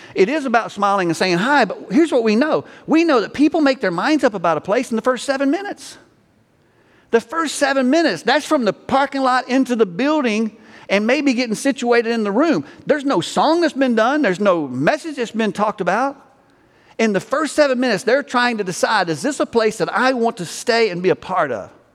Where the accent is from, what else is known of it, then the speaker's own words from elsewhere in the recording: Alabama, United States; now in Texas, United States; I'm from Alabama